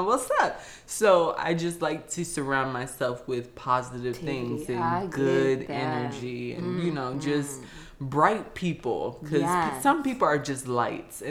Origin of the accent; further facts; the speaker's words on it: the South, United States; I'm from the South